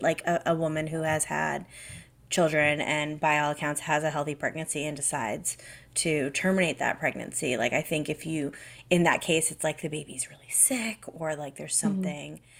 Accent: Massachusetts, United States; moved away as an adult; now in Canada; I grew up in Massachusetts

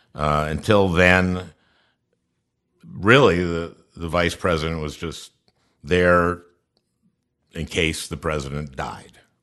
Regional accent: St. Louis Park, Minnesota, United States; I was born in 1951. I, I grew up in St. Louis Park

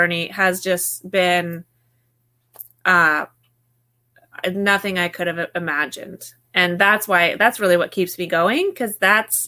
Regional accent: Alaska, United States; I grew up in Alaska

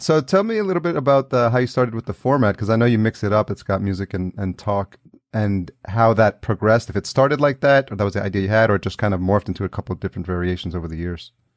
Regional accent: Yonkers, New York, United States; now in Los Angeles, United States; I grew up in Yonkers

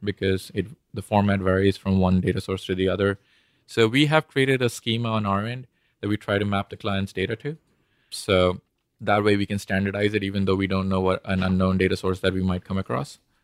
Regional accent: India; moved away as an adult; also born or lived in Bombay / Austin / Houston; I was born and raised in India

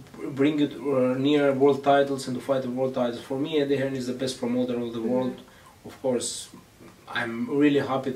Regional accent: Greece; English is a second language; moved away; also born or lived in Albania; I've been living in Greece. I grew up in Greece 16 years. I love Greece, and I grew up.

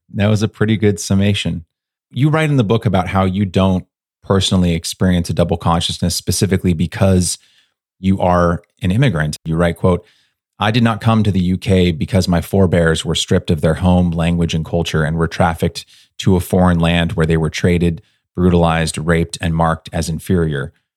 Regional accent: United States

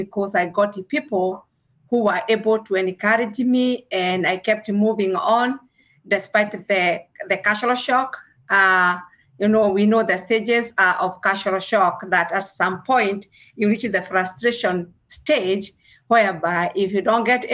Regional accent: Kenya; moved away as an adult; now in Kentucky, United States; I originally came from Kenya. I was born in Kenya and I came in the United States of America as an international nurse.

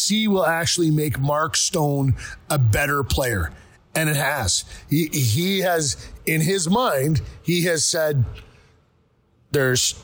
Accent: Canada; I am Canadian and always will be

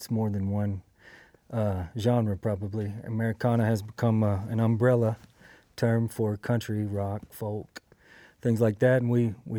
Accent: Texas, United States; also born or lived in Biloxi, Mississippi / Pass Christian, Mississippi / California; now in Chatsworth, United States; Yeah, I was born in Biloxi, lived in Pass Christian, and then my dad was in the Navy, so we moved around quite a bit, mostly Texas, lived in California some, but high school, the formative years were in East Texas.

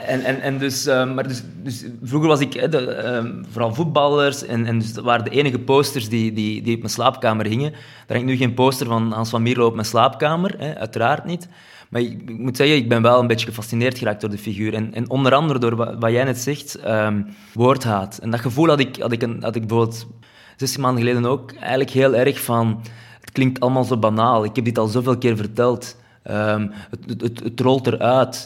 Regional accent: Flanders, Belgium

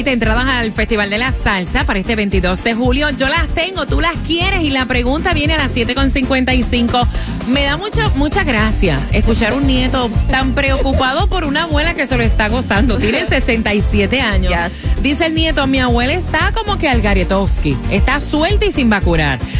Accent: Dominican Republic; Dominicana, mi amor.

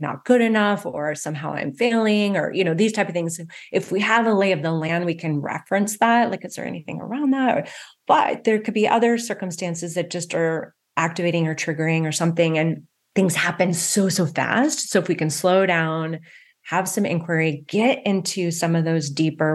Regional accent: West Coast, United States; I grew up on the West Coast

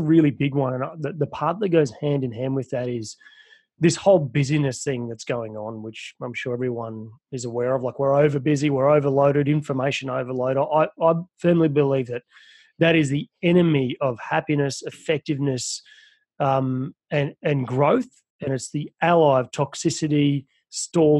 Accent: Australia; I'm from Australia, but I have worked in America

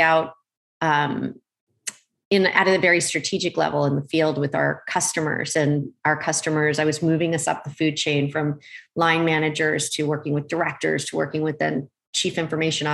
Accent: Oxford, Pennsylvania, United States; moved away as an adult; also born or lived in Malaysia / Philadelphia, Pennsylvania; now in California, United States; I grew up on the East Coast in Pennsylvania, mostly. I was born in Malaysia. We traveled quite a lot, but mostly our home base while I was growing up was in the Philadelphia area, farm country, Oxford, Pennsylvania

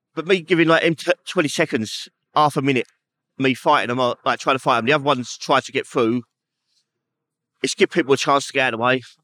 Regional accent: London, United Kingdom; growing up in Peckham

